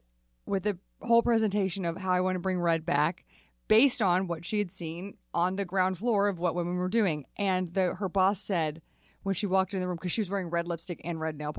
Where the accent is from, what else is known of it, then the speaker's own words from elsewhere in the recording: California, United States; As a Californian